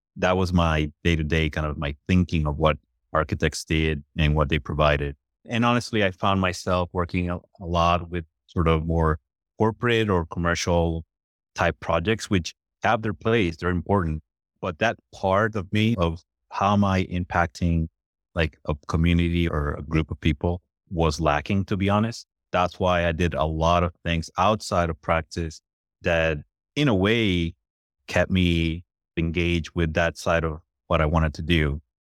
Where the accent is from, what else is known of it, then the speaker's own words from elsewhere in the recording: Puerto Rico; I'm originally from Puerto Rico was born and raised in Puerto Rico